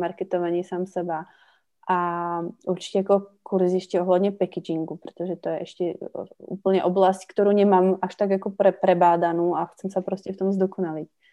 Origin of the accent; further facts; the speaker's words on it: Slovakia; moved away as an adult; also born or lived in Czech Republic (born) / Havířov / Karviná; now in Czech Republic; A do nějaké doby v dětstve jsem prepínala, to znamená vlastně u české babičky český, na Slovensku slovenský.